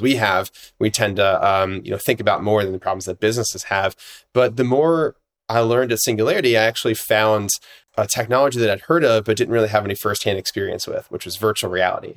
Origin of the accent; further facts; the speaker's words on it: Atlanta, Georgia, United States; I grew up here in Atlanta, which is where I'm based right now